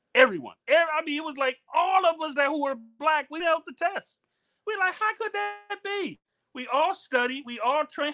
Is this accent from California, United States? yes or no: no; Miami, Florida, United States; moved away as an adult; also born or lived in Germany; I was from Miami